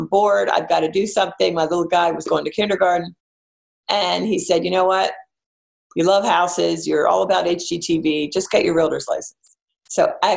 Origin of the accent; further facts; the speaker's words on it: Philadelphia, Pennsylvania, United States; moved away as an adult; also born or lived in Trenton, New Jersey; I'm a Philly girl. So anyway, I was originally from Philly